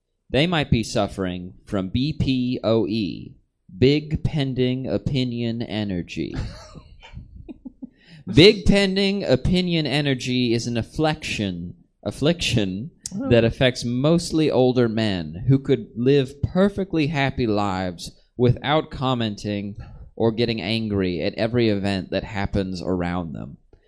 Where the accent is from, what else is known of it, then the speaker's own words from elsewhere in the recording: Kentucky, United States; Listen, I'm from the South.